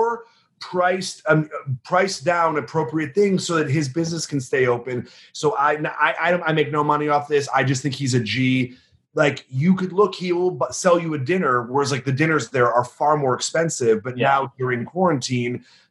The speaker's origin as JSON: {"language": "English", "town": "Chicago", "region": "Illinois", "country": "United States", "said": "we're from the Midwest, from the Chicagoland area"}